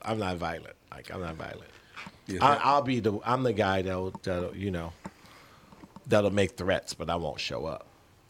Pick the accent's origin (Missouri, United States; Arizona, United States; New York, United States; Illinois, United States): Illinois, United States; Chicago; I grew up South Side of Chicago. I'm suburban now, baby.